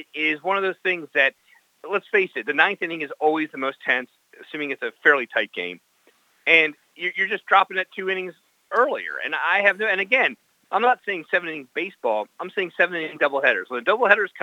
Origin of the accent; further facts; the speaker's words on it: Baltimore, Maryland, United States; when I was growing up in Baltimore